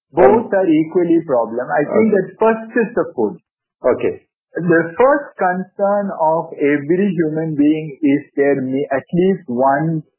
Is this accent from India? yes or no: yes; India